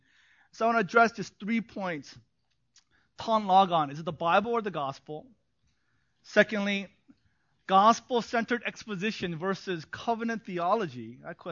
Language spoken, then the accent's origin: English; Los Angeles, California, United States; also born or lived in New York, United States / South Korea; they flew me back to be raised by my parents in L.A. 1976